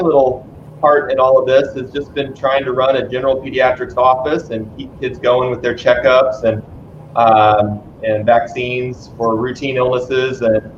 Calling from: Dallas, Texas, United States; so I'm calling also from Dallas.

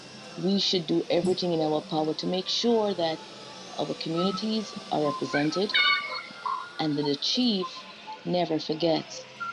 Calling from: Canada; I am in Canada at the moment

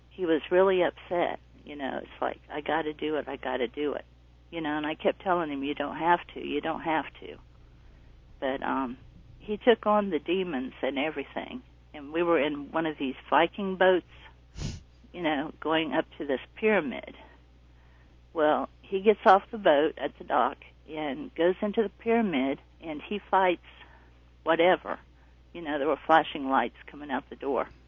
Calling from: North Carolina, United States; North Carolina.

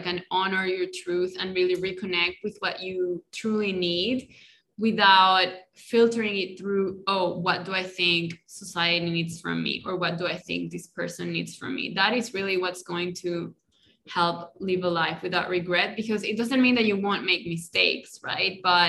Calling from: Colombia; first language Spanish; English is a second language; I'm in Colombia. I didn't say that at the beginning, but I'm in Colombia and my native language is Spanish, in case you didn't notice, with my accent.

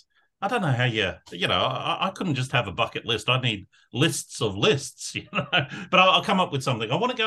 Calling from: New South Wales, Australia; I'm coming to you from Darraglands, which is Western Sydney, just on the banks of the Derebin or Nepean River.

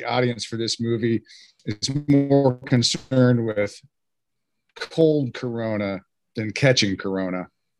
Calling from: Texas, United States; Howdy. How's everybody doing? I'm calling in from Texas, folks.

